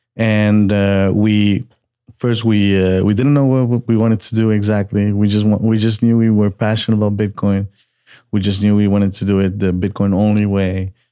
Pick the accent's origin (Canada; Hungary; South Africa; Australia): Canada; Montreal, Quebec; moved away as an adult; also born or lived in Peru / Austin, Texas / Querétaro, Mexico; now in Mexico City, Mexico; I was born in Peru. Uh, and I moved to Canada when I was a kid. Montreal, Canada, uh, which is French Canada, for those that don't know. I grew up there.